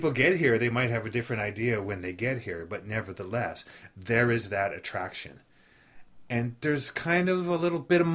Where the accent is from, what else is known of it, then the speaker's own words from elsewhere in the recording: Canada; moved away as an adult; now in Miami, United States; I'm a foreigner. I came from Canada, from the opposite direction of your family.